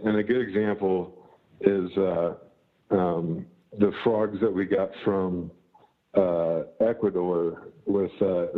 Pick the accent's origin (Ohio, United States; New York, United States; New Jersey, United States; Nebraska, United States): Nebraska, United States; moved away as an adult; also born or lived in Florida; I grew up in Nebraska.